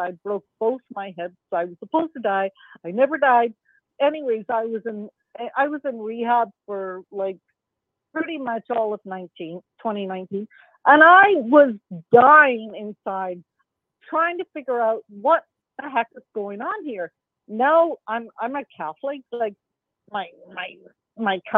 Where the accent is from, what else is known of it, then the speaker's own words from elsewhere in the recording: Belfast, Northern Ireland, United Kingdom; now in Canada; I come from Belfast, Northern Ireland. I grew up with bombs